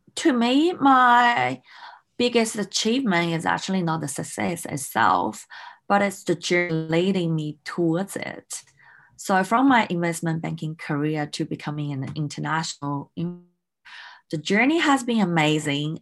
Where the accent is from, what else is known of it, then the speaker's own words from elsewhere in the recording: Melbourne, Victoria, Australia; moved away as an adult; also born or lived in Hong Kong; I grew up in Australia in Melbourne